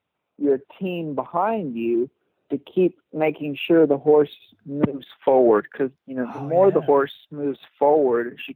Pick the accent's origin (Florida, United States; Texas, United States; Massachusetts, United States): Texas, United States; South; I grew up just here in Texas, South